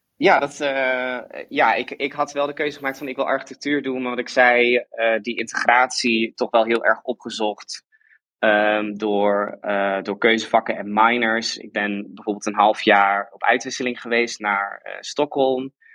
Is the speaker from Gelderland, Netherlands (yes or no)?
no; Friesland, Netherlands; moved away as an adult; also born or lived in Delft; ik kom uit Friesland